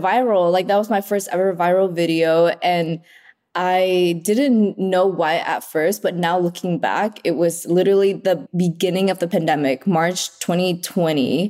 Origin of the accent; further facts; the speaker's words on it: Oxnard, California, United States; also born or lived in Vietnam; now in Los Angeles, United States; I grew up in Oxnard